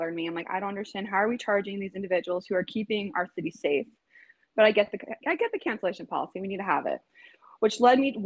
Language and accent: English; Los Angeles, California, United States; also born or lived in Manhattan Beach, California; I'm born and raised in Los Angeles